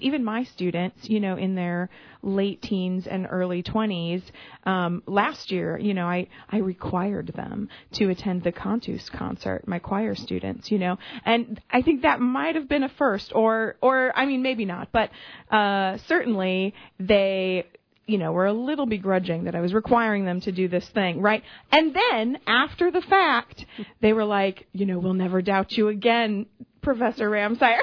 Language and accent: English; Illinois, United States; also born or lived in Chicago suburbs / Iowa; now in Quincy, United States; I grew up in the Quad Cities